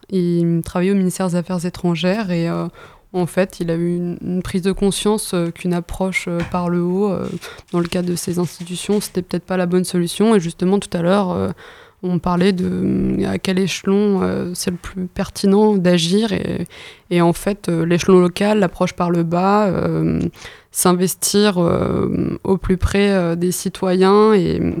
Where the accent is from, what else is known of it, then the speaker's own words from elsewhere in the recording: Normandy, France; du coup, je viens de l'Orne